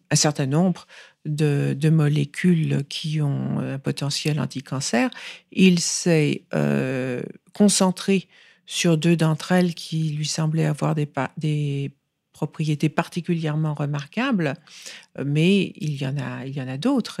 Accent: France; moved away; also born or lived in New York, United States; Et donc j'ai grandi en France, j'ai fait toutes mes études en France

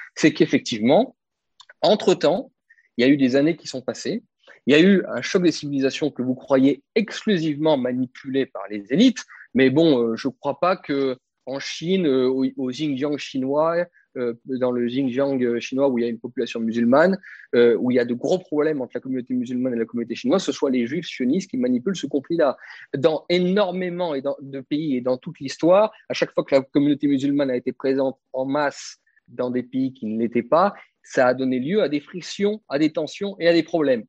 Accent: France; en tant que Français identitaire

